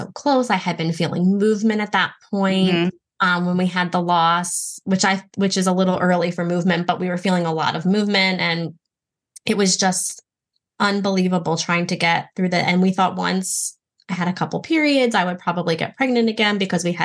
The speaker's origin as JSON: {"language": "English", "town": "Baltimore", "region": "Maryland", "country": "United States", "said": "I'm from Baltimore"}